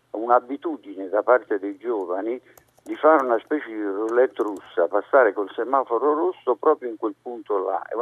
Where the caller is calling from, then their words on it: Milan, Lombardy, Italy; siamo da Milano.